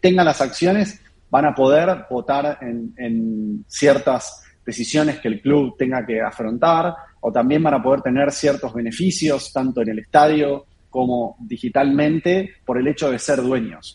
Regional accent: Argentina; parte de los founders somos argentinos

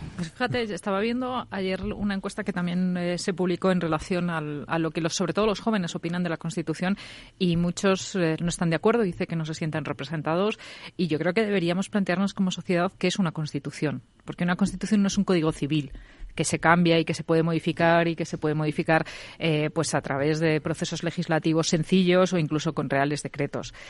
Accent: Spain; somos los españoles

